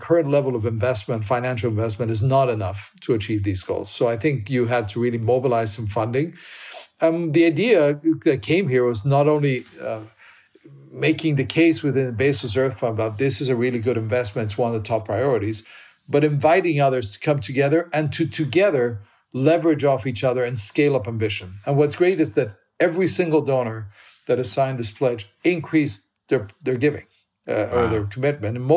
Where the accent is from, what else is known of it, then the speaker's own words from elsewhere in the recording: Colombia; I am from Colombia, so that's probably the country I know the best.